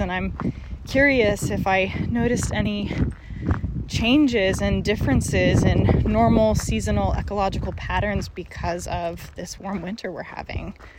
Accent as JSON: {"language": "English", "region": "Appalachia", "country": "United States", "said": "being Appalachian"}